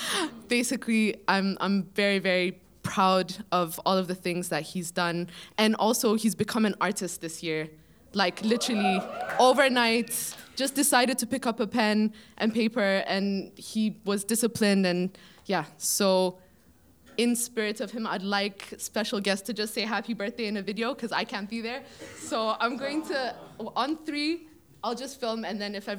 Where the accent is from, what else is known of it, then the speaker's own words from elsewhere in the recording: Ethiopia; moved away; I'm actually from Ethiopia and my whole family is there